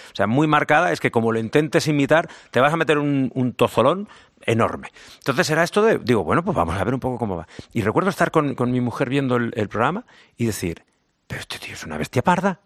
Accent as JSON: {"language": "Spanish", "town": "Zaragoza", "region": "Aragon", "country": "Spain", "accent": "Zaragoza", "said": "soy de Zaragoza, me siento muy orgulloso de ser aragonés y el acento"}